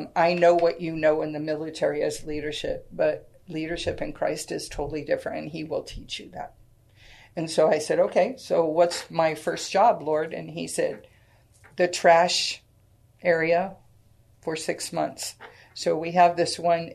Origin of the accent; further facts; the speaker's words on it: Sacramento, California, United States; now in San Antonio, United States; I was born and raised in Sacramento, California.